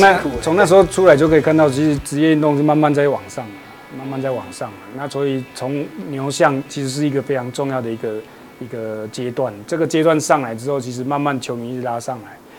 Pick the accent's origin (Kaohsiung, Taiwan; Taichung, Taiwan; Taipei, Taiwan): Taichung, Taiwan; 因为其实我是台中的